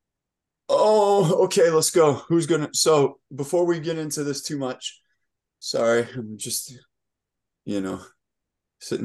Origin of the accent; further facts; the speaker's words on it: United States; I'm American